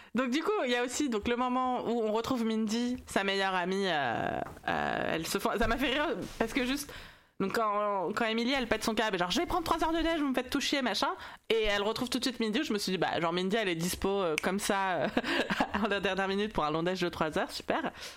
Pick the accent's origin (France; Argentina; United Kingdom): France; je suis française